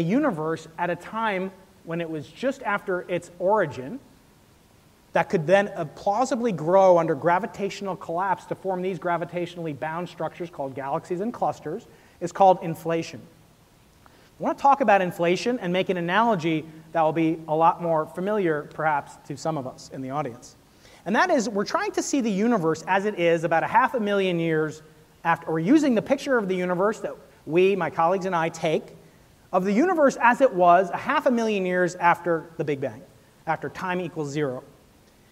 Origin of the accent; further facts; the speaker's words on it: New York, United States; I'm a New Yorker